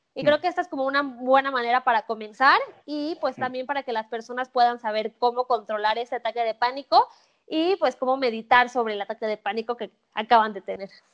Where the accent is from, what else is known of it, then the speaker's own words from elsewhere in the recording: Mexico; soy mexicana